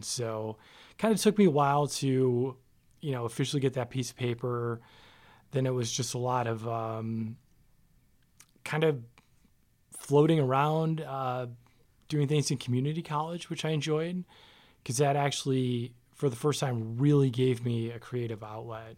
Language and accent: English; Farmington Hills, Michigan, United States; moved away as an adult; now in Las Vegas, United States; So I grew up in Michigan, uh, a city called Farmington Hills, which is a suburb of Detroit, and lived there pretty much my whole life